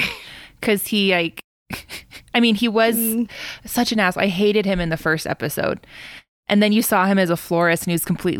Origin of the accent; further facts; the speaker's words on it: Colorado, United States; I grew up in the Colorado, so, you know, we have a lot of snowboarders here.